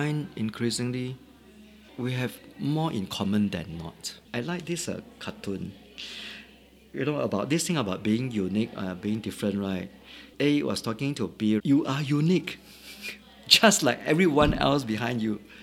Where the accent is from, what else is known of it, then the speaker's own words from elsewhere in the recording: Singapore; also born or lived in Shanghai; I'm first a Singaporean, and second, my ethnic roots as in Chinese